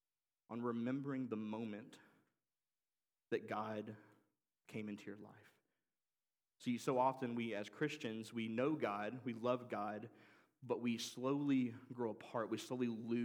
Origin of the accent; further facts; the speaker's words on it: Oxford, Mississippi, United States; moved away; I grew up in Oxford, Mississippi. We moved to Oxford when I was 5 years old